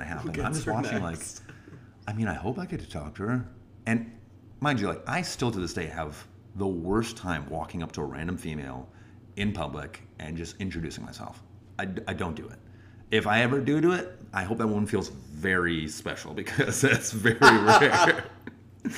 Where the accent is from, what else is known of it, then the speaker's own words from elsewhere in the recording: Wisconsin, United States; I hope I can be a good Wisconsin guy for you